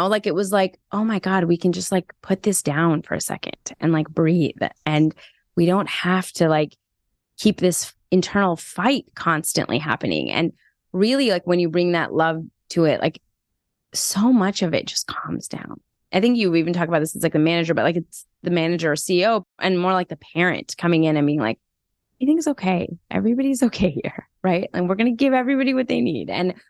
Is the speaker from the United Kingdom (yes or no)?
no; Iran; born there; I'm Iranian American and I was born in Iran.